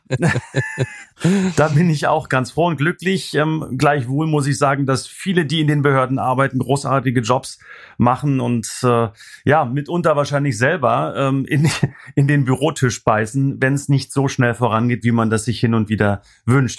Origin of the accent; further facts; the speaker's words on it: East Germany, Germany; ich komme aus dem Osten